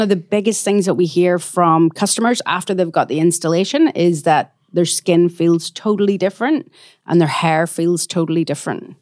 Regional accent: Belfast, Northern Ireland, United Kingdom; moved away as an adult; also born or lived in New Zealand / Australia; now in Perth, Australia; I'm from Belfast in Northern Ireland, and my parents immigrated out to New Zealand and then Australia when I was six months

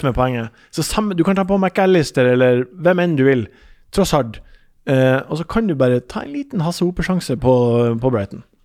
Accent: Ørnes, Nordland, Norway; moved away; Ørnes er der jeg er fra

